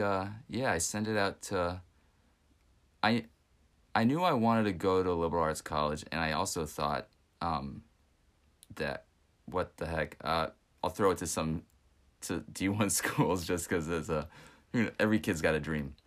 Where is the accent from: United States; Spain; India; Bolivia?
United States; West Texas; where I grew up in West Texas